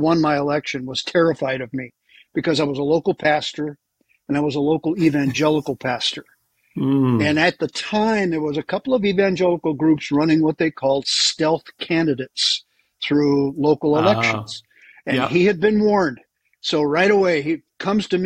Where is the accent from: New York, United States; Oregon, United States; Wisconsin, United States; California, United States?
Wisconsin, United States; Milwaukee; moved away as an adult; also born or lived in Texas; I'm from Milwaukee, so I'm kind of a neighborhood guy for you